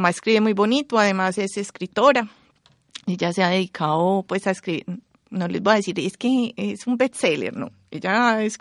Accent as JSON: {"language": "Spanish", "town": "Medellín", "region": "Antioquia", "country": "Colombia", "tie": "born or raised there"}